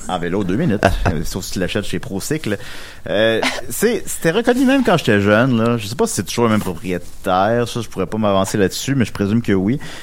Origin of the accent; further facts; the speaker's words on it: Charny, Quebec, Canada; moved away as an adult; also born or lived in Saint-Pierre; je viens de Charny, comme vous savez peut-être. J'ai habité là de 3 à 20 ans